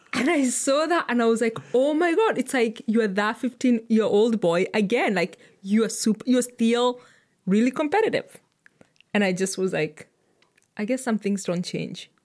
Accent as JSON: {"language": "English", "country": "Kenya", "said": "as a Kenyan"}